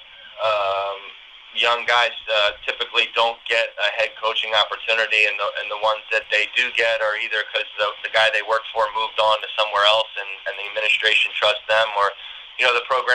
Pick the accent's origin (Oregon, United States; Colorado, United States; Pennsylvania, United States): Pennsylvania, United States; Philadelphia; moved away as an adult; now in Central New York, United States; I come from Philadelphia area